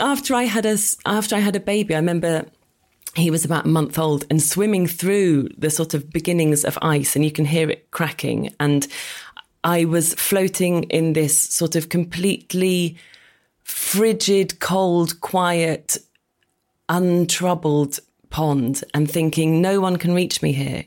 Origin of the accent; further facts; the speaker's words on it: Oxford, South East England, United Kingdom; moved away as an adult; now in London, United Kingdom; Well, I grew up in Oxford